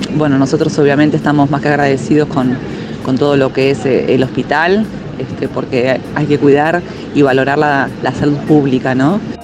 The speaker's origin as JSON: {"language": "Spanish", "area": "San Martín partido", "region": "Buenos Aires Province", "country": "Argentina", "said": "nosotros somos del partido de San Martín"}